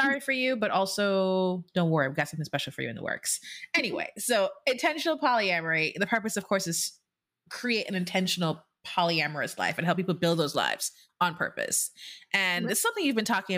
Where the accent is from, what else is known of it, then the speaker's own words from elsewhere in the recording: Jamaica; being born and raised in Jamaica